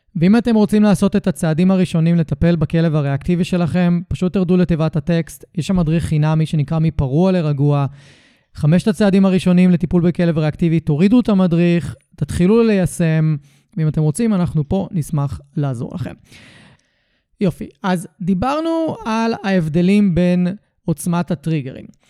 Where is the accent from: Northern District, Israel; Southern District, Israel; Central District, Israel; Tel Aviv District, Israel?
Tel Aviv District, Israel; Tel Aviv – Ramat Gan area; נולדתי וגדלתי רוב חיי באזור תל אביב רמת גן